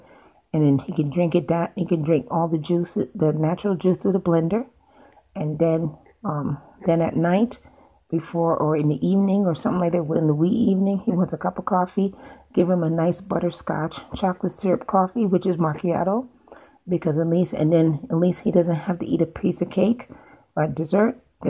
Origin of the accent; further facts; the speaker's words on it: New York, United States; now in Florida, United States; I'm from New York